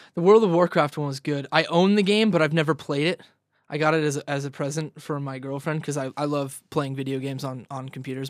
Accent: Ridgecrest, California, United States; also born or lived in Vista / San Diego; I'm from Vista, but originally I grew up, um, like, east of L A, northeast of L A in this little town called Ridgecrest

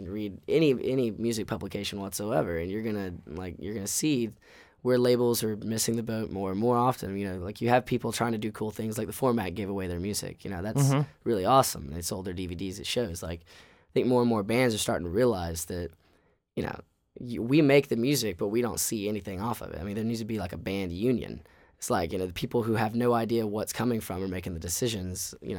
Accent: Southern United States, United States; I mean, we're from the South and there's a lot of Southern underpinnings to our music.

